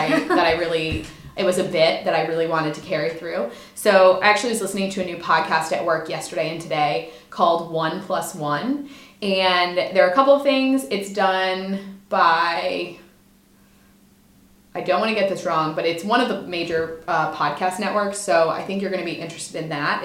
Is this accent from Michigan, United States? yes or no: no; Delaware, United States; born or raised there; also born or lived in Mississippi